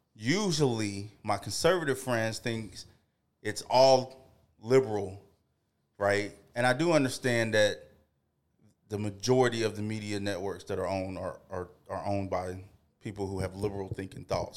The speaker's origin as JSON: {"language": "English", "region": "the South", "country": "United States", "tie": "born or raised there", "said": "I grew up in the South going to church"}